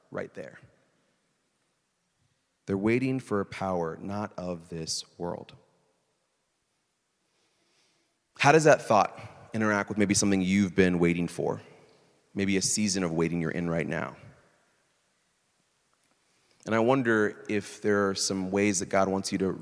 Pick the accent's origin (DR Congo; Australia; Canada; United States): United States; Iowa; moved away; where I grew up in Iowa